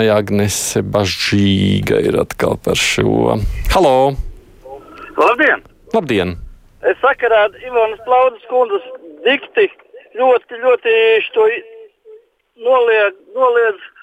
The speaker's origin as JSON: {"language": "Latvian", "town": "Pienava", "region": "Tukums Municipality", "country": "Latvia", "said": "tāpēc, ka es pats esmu no Pienavas."}